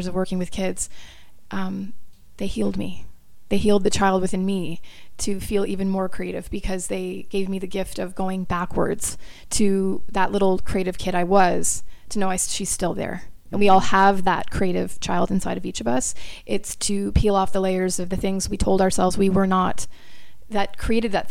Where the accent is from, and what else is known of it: Brantford, Ontario, Canada; born or raised there; moved away as an adult; also born or lived in Florida, United States / Australia / New York City, United States